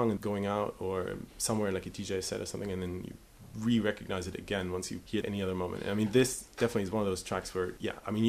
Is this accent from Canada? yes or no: no; Germany; moved away as an adult; also born or lived in Brazil; growing up in Germany in the 90s